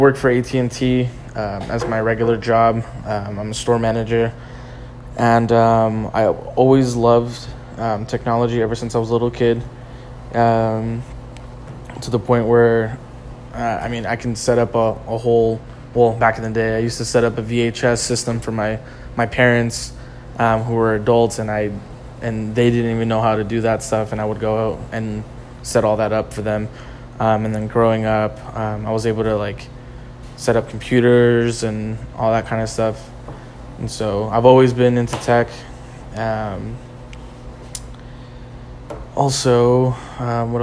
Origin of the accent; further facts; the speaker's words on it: Riverside, California, United States; I'm from Riverside, California.